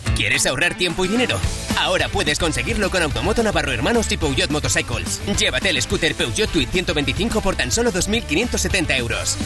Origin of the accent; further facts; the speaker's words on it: Huelva, Andalusia, Spain; desde Huelva, desde mi tierra